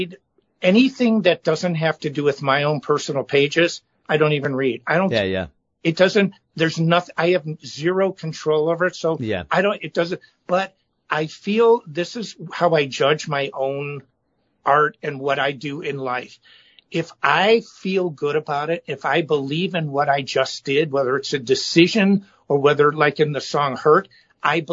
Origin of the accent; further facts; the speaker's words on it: Chicago, Illinois, United States; I'm from Chicago